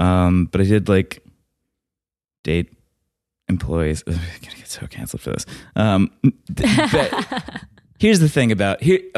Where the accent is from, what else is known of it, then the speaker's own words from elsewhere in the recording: the South, United States; I went to college in Alabama. I'm from the South, by the way.